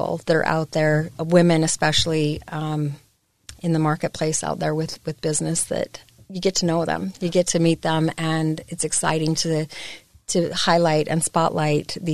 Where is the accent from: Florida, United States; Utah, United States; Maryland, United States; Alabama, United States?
Utah, United States; Salt Lake City; also born or lived in Logan, Utah / Magna, Utah / South Jordan, Utah; Born and raised in Salt Lake City.